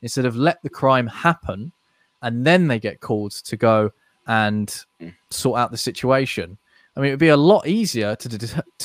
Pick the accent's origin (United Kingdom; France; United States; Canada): United Kingdom; as a Brit